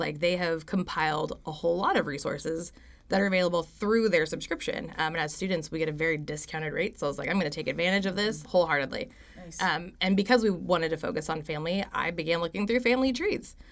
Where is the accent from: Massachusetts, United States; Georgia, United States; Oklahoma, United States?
Oklahoma, United States; Stillwater; I am from right here in Stillwater, actually, born and raised.